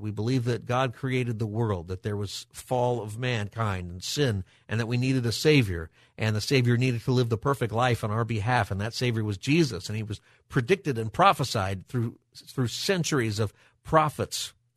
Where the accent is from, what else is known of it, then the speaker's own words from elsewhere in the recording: Palmdale, California, United States; I grew up in Palmdale.